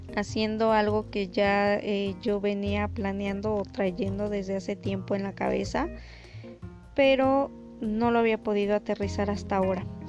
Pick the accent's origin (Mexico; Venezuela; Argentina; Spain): Mexico; Soy mexicana.